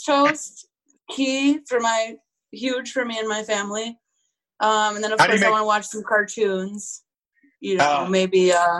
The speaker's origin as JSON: {"language": "English", "town": "Little Canada", "region": "Minnesota", "country": "United States", "tie": "born or raised there", "lives_now": "Minneapolis, United States", "said": "I grew up in Little Canada, Minnesota."}